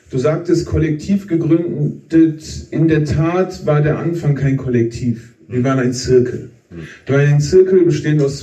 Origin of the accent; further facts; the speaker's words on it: Wuppertal, North Rhine-Westphalia, Germany; Also Kamil und ich, wir kommen aus Wuppertal, dort geboren, aufgewachsen, beide aus Arbeiterfamilien.